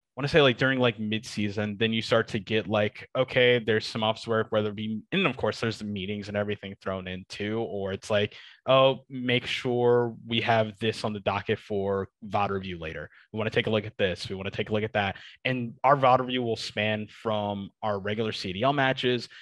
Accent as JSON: {"language": "English", "town": "Detroit", "region": "Michigan", "country": "United States", "tie": "born or raised there", "said": "my hometown, Detroit, Michigan"}